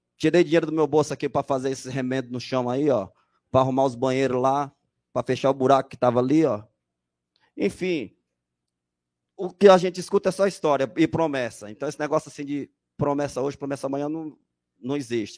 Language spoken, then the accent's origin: Portuguese; São Paulo, Brazil; sou aqui do Jardim Felicidade